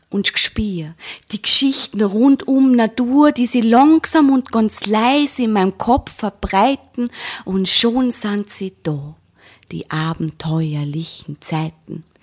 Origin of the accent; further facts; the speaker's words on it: Vienna, Austria; weil ich mich auf den Bergen immer ein bisschen unwohl fühle als Wienerin. Deswegen habe ich Hashtag Wienerin am Berg.